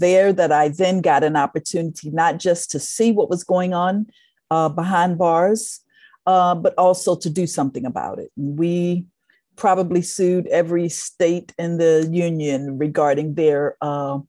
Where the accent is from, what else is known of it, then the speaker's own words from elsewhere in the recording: Baltimore, Maryland, United States; I am a native Baltimorean, born and raised in Baltimore